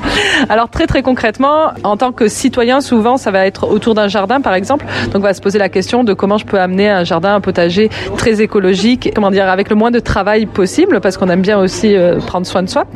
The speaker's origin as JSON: {"language": "French", "country": "France", "also_born_or_lived": "Lyon, France", "moved": "as an adult", "lives_now": "Quebec, Canada", "said": "je suis française d'origine"}